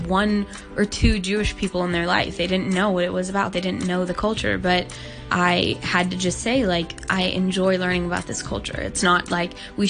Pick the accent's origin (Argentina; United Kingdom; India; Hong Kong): Hong Kong; I was born and raised in Hong Kong